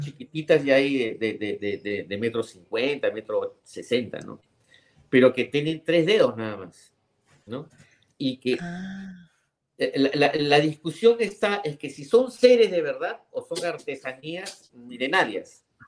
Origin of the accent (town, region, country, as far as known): Peru